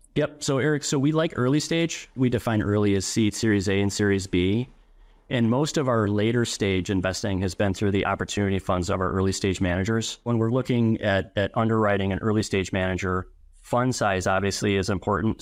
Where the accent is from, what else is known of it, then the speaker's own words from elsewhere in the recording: Madison, Wisconsin, United States; born and raised in Madison